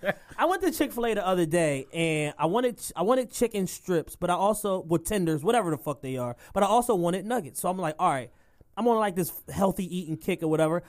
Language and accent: English; Philadelphia, Pennsylvania, United States; both of us native Philadelphians